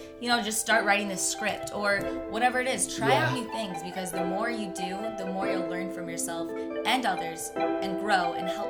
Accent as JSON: {"language": "English", "region": "Michigan", "country": "United States", "moved": "as an adult", "lives_now": "Los Angeles, United States", "said": "So I'm from Michigan. I'm from Michigan. Yep, good old Michigan. I went to Michigan State"}